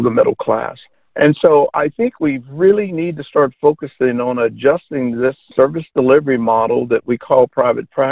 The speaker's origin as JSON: {"language": "English", "region": "Oklahoma", "country": "United States", "tie": "born or raised there", "said": "I returned to my home state of Oklahoma"}